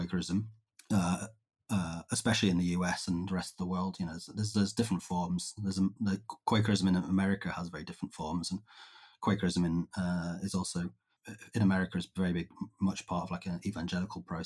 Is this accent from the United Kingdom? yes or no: yes; Cumbria, North West England, United Kingdom; I grew up in Cumbria